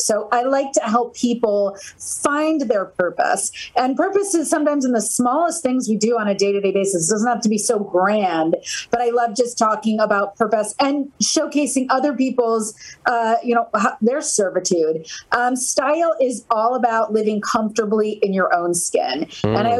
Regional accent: New Jersey, United States; I'm from New Jersey

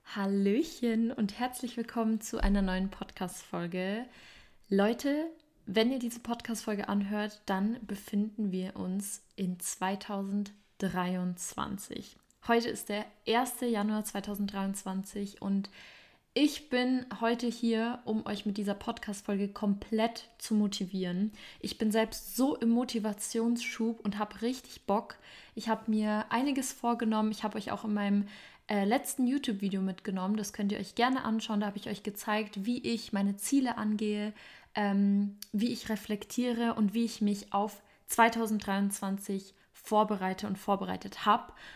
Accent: Germany; bei uns in Deutschland

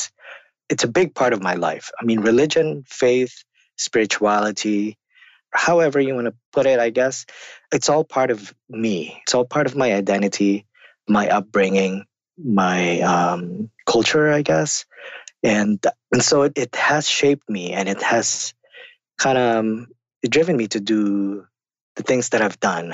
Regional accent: Philippines; now in United States; I'm also an immigrant to the United States. Came from the Philippines. I grew up in the Philippines.

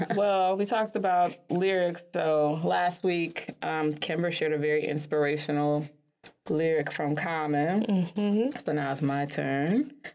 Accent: Chicago, Illinois, United States; Chicago being my hometown

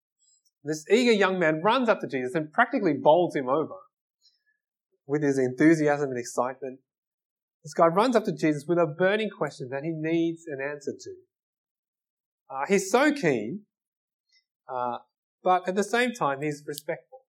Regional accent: Australia; I'm Australian

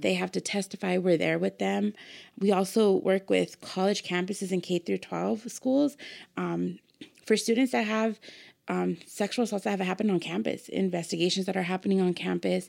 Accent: Pomona, California, United States; Born and raised in Pomona

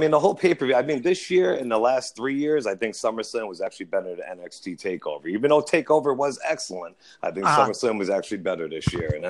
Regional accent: Jersey City, New Jersey, United States; moved away as an adult; also born or lived in Paterson, New Jersey; now in Pennsylvania, United States; I was born in Paterson, raised in Jersey City, but we lived in Pennsylvania for over 20 years now.

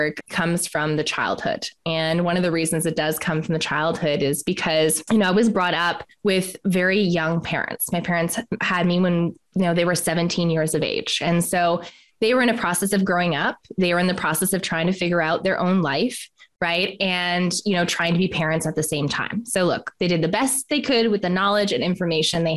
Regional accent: Canada; moved away as an adult; also born or lived in Australia; So I'm Canadian and I left Canada

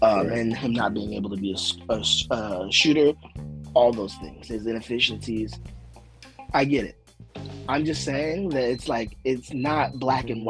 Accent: San Diego, California, United States; I am from San Diego. I live in San Diego

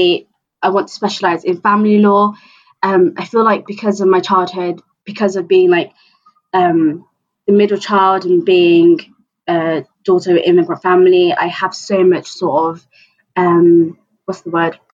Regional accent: Bristol, South West England, United Kingdom; I'm from Bristol

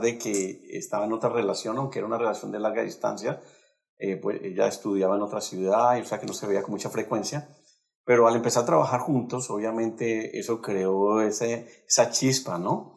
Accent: Cali, Valle del Cauca, Colombia; Nosotros somos de Colombia y de la ciudad de Cali

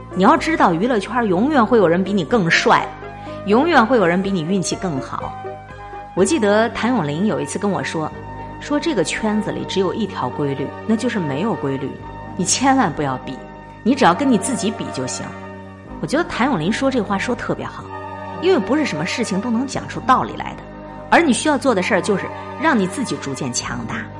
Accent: Harbin, Heilongjiang, China; 我是东北人，哈尔滨人可能都有一个特点，喜欢自我安慰

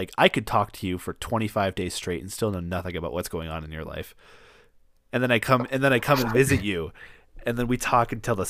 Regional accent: Boston area, Massachusetts, United States; moved away; it's easier to say I'm from Boston than to say I'm from Worcester or I'm from Fitchburg or I'm from Leominster or I'm from frickin' Haverhill. All right? I'm from Tewksbury.

